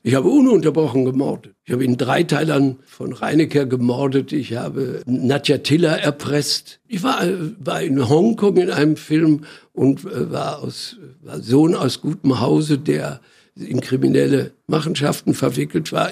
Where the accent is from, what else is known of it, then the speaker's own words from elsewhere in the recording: Iserlohn, North Rhine-Westphalia, Germany; now in Berlin, Germany; bin geboren in einer Stadt in im Sauerland. Die Stadt heißt Iserlohn